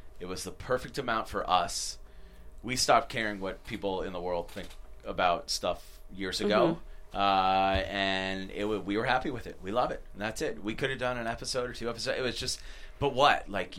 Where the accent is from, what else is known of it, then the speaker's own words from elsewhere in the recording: Boston, Massachusetts, United States; moved away; we grew up in Boston.